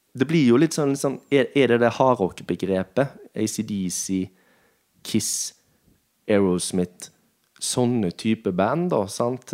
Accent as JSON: {"language": "Norwegian", "country": "Norway", "said": "Vi kom jo fra, fra Nordheim"}